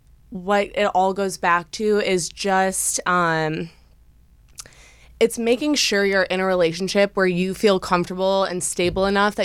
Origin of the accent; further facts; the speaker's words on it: Wisconsin, United States; now in Los Angeles, United States; I'm from Wisconsin originally